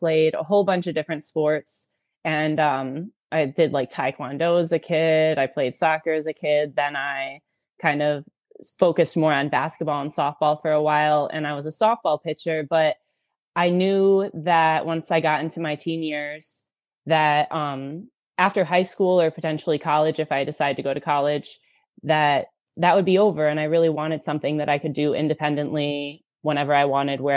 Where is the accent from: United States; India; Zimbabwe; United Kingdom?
United States; Kalamazoo, Michigan; I'm from Kalamazoo, Michigan